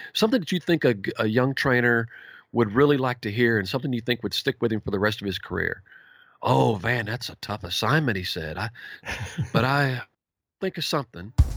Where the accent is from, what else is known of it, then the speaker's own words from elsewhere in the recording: Campbell, Texas, United States; also born or lived in Sulphur Springs, Texas; I was born and raised in East Texas